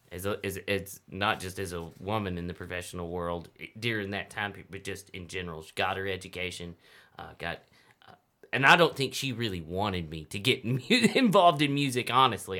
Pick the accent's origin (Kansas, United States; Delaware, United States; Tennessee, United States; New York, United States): Tennessee, United States; Humboldt; also born or lived in Milan, Tennessee; I grew up in Humboldt, Tennessee is where I went to uh, elementary school and then went to high school in Milan, Tennessee, which is close.